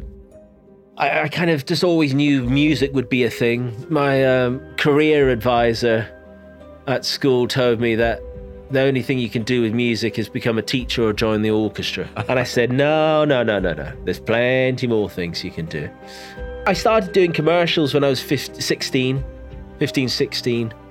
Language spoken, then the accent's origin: English; Inverness, Scotland, United Kingdom; I grew up in the Highlands of Scotland, in a place called Inverness